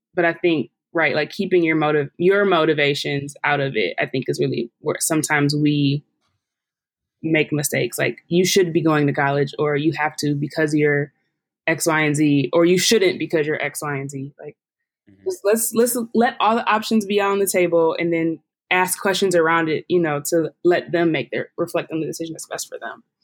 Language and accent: English; Detroit, Michigan, United States; moved away as an adult; now in Pittsburgh, United States; I'm from Detroit